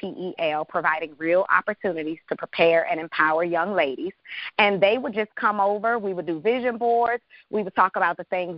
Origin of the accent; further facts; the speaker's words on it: Washington, District of Columbia, United States; moved away as an adult; also born or lived in Chicago; I'm from Washington, D.C., born and raised.